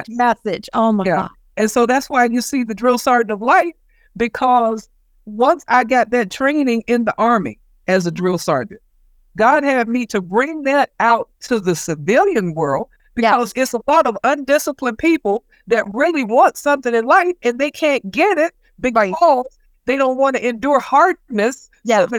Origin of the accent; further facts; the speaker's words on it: the South, United States; growing up in the South in the 60s, colored people, black people did not have favor